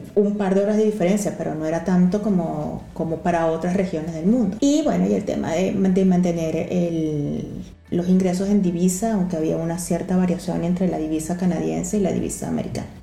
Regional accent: Venezuela; moved away as an adult; also born or lived in Ecuador; now in Lisbon, Portugal; el nuestro, que es el pasaporte venezolano

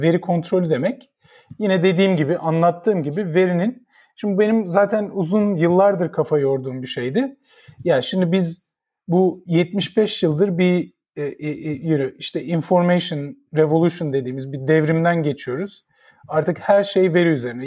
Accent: Ankara, Turkey; moved away as an adult; now in United States; ben 1975'te Ankara'da doğdum. Şimdi yaşımı direkt ilk bilgi olarak yaşımı e, söylemiş oluyorum ama ee, Ankara'da doğdum. İlk e, hayatımın 20-21 senesi Ankara'da geçti.

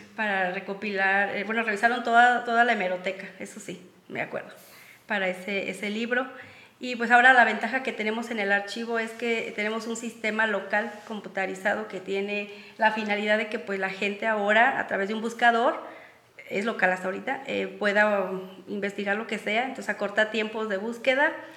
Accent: Jaripitío, Guanajuato, Mexico; también soy de Jaripitío, al igual que Franco

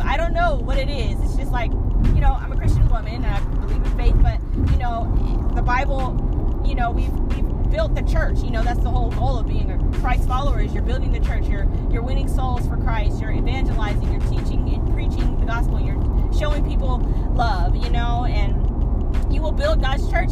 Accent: Seattle, Washington, United States; moved away as an adult; now in Georgia, United States; I hail from Seattle, Washington

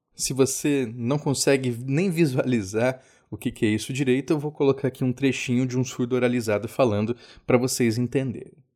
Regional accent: Cabo Frio, Rio de Janeiro, Brazil; Eu nasci em Cabo Frio

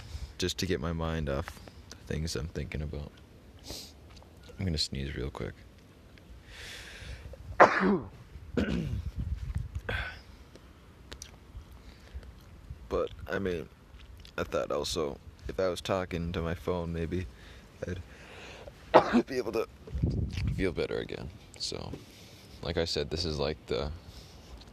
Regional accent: Minneapolis, Minnesota, United States; also born or lived in Helena, Montana; I was born in Minneapolis, and I moved somewhere else.

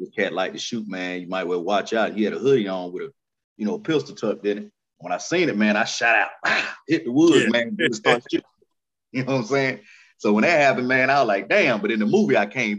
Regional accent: Hattiesburg, Mississippi, United States; also born or lived in Florida; now in Jacksonville, United States; I'm really from Mississippi, man, you know what I'm saying, Hattiesburg

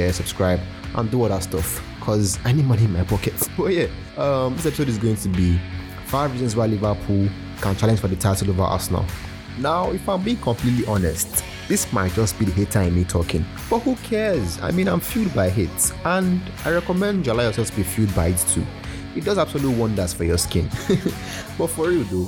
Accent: Nigeria; I'm Nigerian

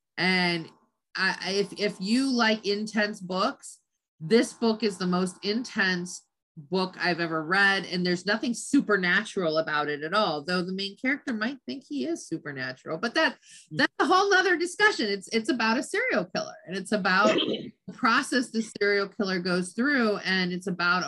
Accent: California, United States; I grew up in Southern California.

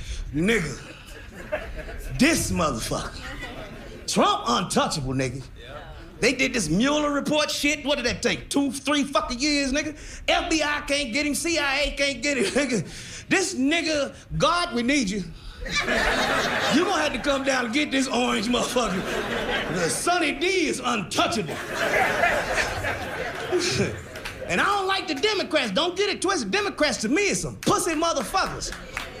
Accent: Kansas City, Missouri, United States; I'm from Kansas City, Missouri

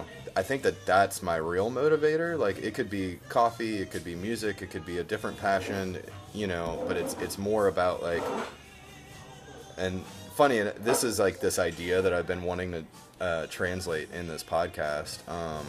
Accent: New Orleans, Louisiana, United States; growing up here in the city, I mean, well, I grew up in the West Bank

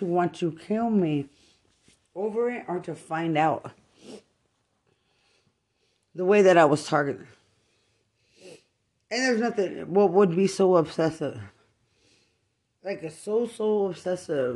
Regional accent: Lubbock, Texas, United States; I'm from Lubbock, Texas

